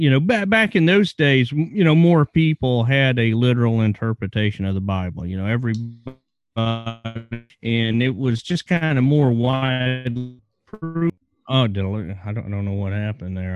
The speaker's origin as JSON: {"language": "English", "region": "Virginia", "country": "United States", "tie": "born or raised there", "said": "I grew up in Virginia"}